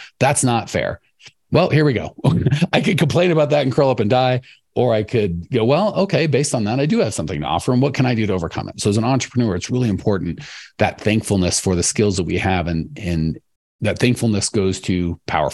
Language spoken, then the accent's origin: English; United States; I'm American